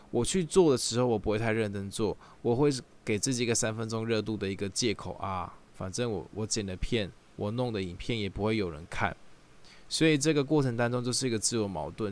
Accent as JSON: {"language": "Chinese", "region": "Taichung", "country": "Taiwan", "moved": "as an adult", "lives_now": "Taipei, Taiwan", "said": "我本身是台中人啊，，然后来台 北工作的时候"}